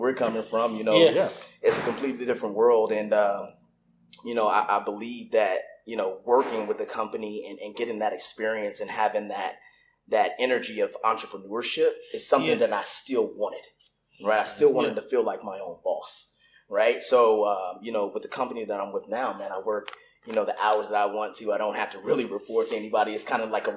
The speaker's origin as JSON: {"language": "English", "town": "Newport News", "region": "Virginia", "country": "United States", "tie": "born or raised there", "also_born_or_lived": "Fort Lee, Virginia / Germany / Kentucky / Tennessee", "moved": "as an adult", "said": "I grew up in Newport News, Virginia, went to elementary school there, went to, you know, middle school there, went to high school there"}